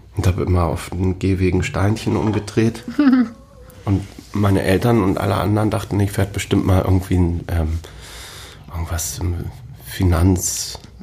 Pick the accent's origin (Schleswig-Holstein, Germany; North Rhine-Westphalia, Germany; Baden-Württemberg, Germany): Schleswig-Holstein, Germany; Großhansdorf; also born or lived in Hamburg / Siek; ich bin dann gleich vom Marienkrankenhaus raus äh, nach Sieg, das, äh, den, das ist ein umliegendes Dorf hier